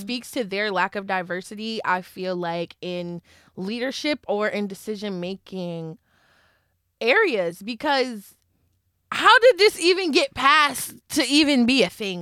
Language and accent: English; Philadelphia, Pennsylvania, United States; I'm from Philly